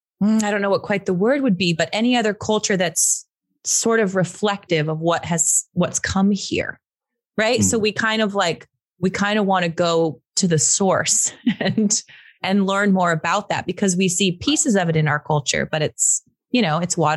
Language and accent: English; United States; we're kind of in a unique position as Americans